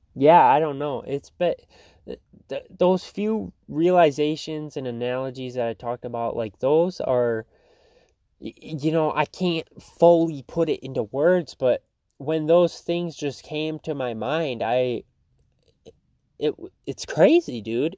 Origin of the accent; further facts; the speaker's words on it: Fruitport, Michigan, United States; Fruitport, my hometown